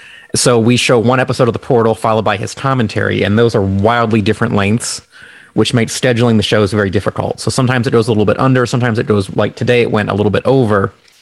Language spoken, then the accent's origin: English; Nebraska, United States; I grew up in Nebraska